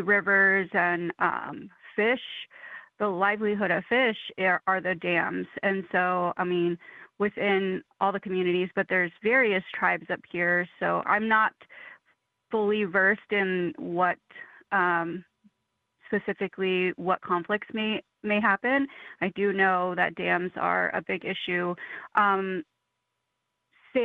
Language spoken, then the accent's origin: English; New Mexico, United States; now in Oregon, United States; I'm originally from New Mexico